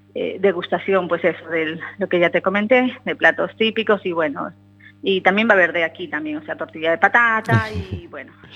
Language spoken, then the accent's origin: Spanish; Ecuador; now in Spain; la mayoría somos ecuatorianos